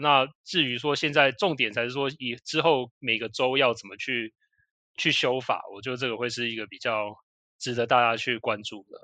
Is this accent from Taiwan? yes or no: yes; Taiwan; 我们其实台湾人一般来说会去的州也就是那几个